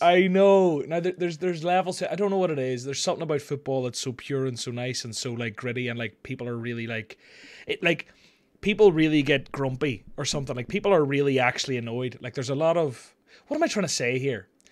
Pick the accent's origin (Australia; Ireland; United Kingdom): Ireland